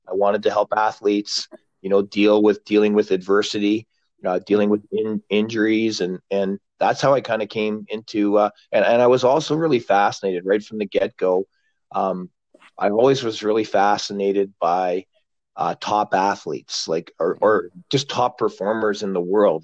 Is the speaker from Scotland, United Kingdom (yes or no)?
yes; Glasgow, Scotland, United Kingdom; I was born in Glasgow